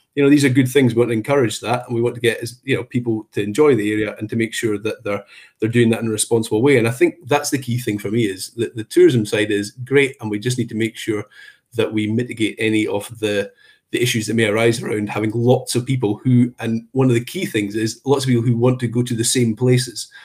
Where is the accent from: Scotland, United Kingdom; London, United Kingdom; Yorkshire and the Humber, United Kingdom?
Scotland, United Kingdom; Perthshire; also born or lived in Aberdeen; I'm originally from Perthshire, so Cairngorms were sort of on the doorstep